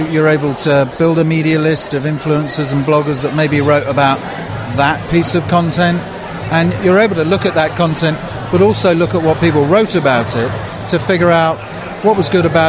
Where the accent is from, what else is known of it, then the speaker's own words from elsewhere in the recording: England, United Kingdom; now in Seattle, United States; I am not from around these here parts. I'm from England, but I actually live in Seattle